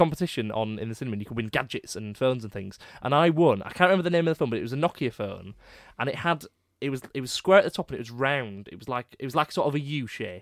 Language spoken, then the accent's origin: English; Leeds, Yorkshire and the Humber, United Kingdom; also born or lived in Headingley; I'm from Crossgates